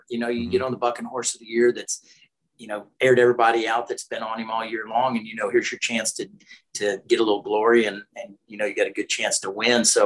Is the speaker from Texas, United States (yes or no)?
yes; Arlington, Texas, United States; I went to Arlington High, had a high school rodeo team